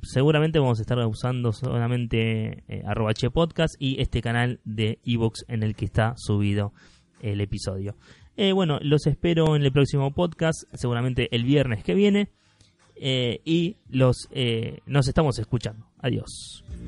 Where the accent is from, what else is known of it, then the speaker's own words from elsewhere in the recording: Argentina; somos argentinos